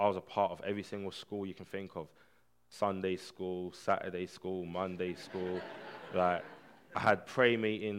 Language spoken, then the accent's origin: English; Barking, London, United Kingdom; I grew up in Barking Estate, which was one of the poorest estates in the UK, Hart's Lane.